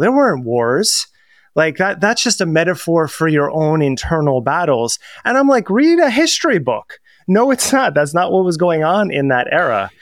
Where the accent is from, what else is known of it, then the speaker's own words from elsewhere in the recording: New Jersey, United States; I'm from New Jersey, so if you've ever watched The Sopranos, how all words become one word when people speak in sentences